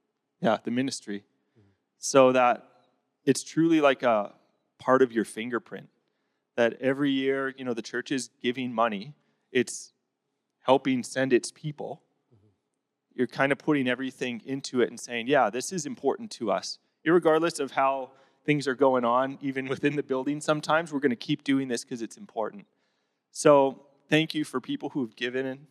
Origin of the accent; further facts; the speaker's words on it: Grand Prairie, Alberta, Canada; moved away as an adult; also born or lived in Southeast Asia; I'm originally from Grand Prairie, the True North Strong and Free